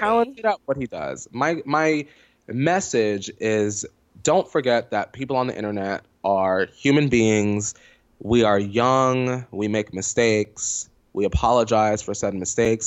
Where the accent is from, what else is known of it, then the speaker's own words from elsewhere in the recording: New York, United States; moved away; also born or lived in Poconos, Pennsylvania; I grew up in New York and then I, my family plucked my ass out